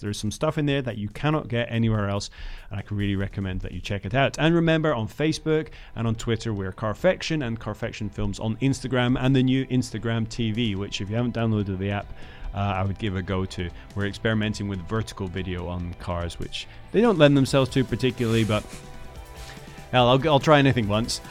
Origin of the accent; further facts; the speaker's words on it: Netherlands; moved away; I grew up in the Netherlands